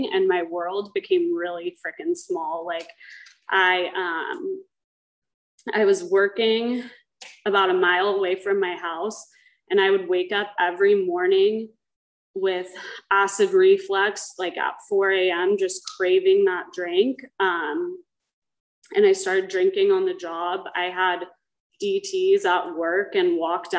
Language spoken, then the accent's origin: English; Dana Point, California, United States; I grew up in Dana Point with a mother who was in Alcoholics Anonymous